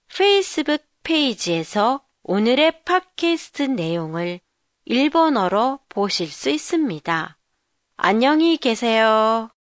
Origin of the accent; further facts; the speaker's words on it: Jeju Island, South Korea; now in Tokyo, Japan; 제 고향 제주도는 눈이 그다지 많이 오지 않는 곳인데도